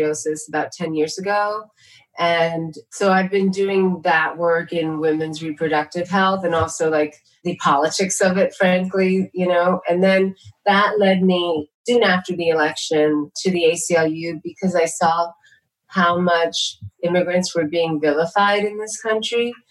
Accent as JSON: {"language": "English", "town": "New York City", "region": "New York", "country": "United States", "tie": "born or raised there", "also_born_or_lived": "India", "first_language": "Tamil", "second_language": "English", "said": "growing up in New York City"}